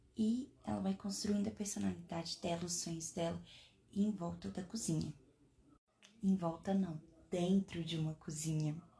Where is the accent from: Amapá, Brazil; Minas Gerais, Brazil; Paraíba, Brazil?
Minas Gerais, Brazil; sou mineira